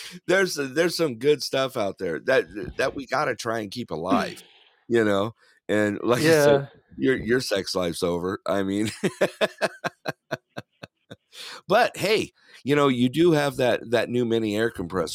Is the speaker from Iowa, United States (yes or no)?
no; Big Bear Lake, California, United States; I grew up in Big Bear Lake, California